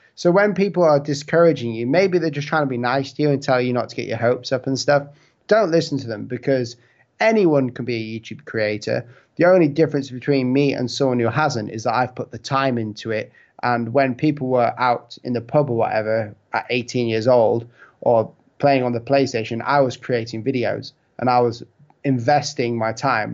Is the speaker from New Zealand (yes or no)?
no; United Kingdom; it's my accent and the fact that I'm from the U K